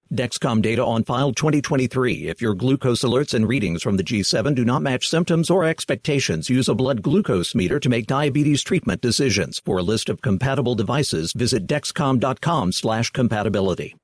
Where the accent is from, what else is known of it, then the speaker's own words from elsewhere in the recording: Memphis, Tennessee, United States; I'm from Memphis